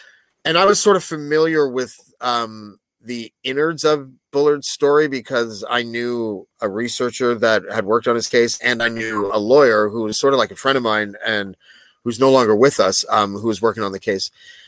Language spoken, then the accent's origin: English; Prince George, British Columbia, Canada; I'm from Prince George.